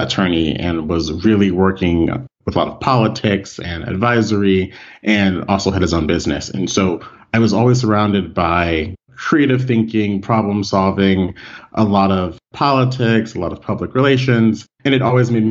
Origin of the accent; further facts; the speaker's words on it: Washington, District of Columbia, United States; moved away as an adult; also born or lived in Rockville, Maryland / Silver Spring, Maryland; now in Barcelona, Spain; I'm originally from the Washington, D.C. area. So my first home was in the city, and then we moved back and forth between Rockville, Maryland, Silver Spring, Maryland, and back into the capital.